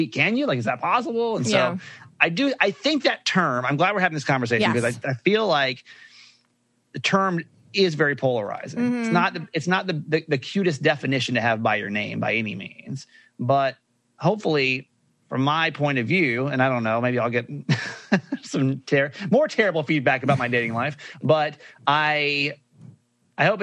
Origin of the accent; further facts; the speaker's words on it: Georgia, United States; now in Baltimore, United States; I grew up in Georgia